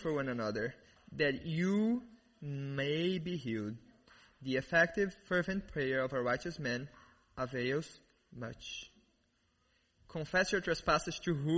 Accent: Brazil; accent: thick accent; English is a second language; moved away; I grew up in Brazil, as many of you guys know, and you probably noticed this really amazing accent, this really thick accent.

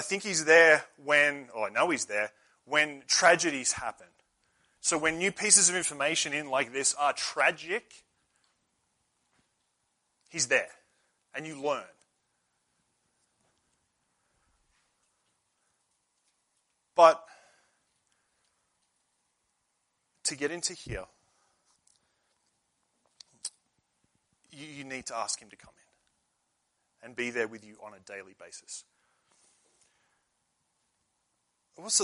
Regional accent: Australia; moved away; I'm from Australia

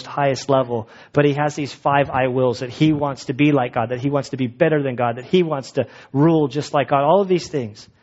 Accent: United States; We're American Christians.

